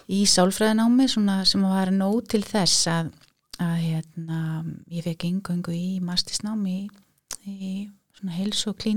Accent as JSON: {"language": "Icelandic", "town": "Reykjavík", "region": "Capital Region", "country": "Iceland", "said": "Ég er úr Reykjavík, já"}